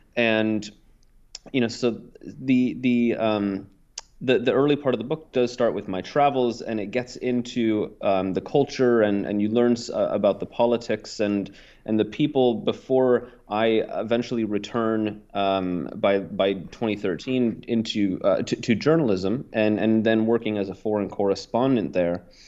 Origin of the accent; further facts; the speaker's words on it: Oregon, United States; moved away as an adult; also born or lived in Portland, Oregon; now in Ukraine; in Oregon, my home state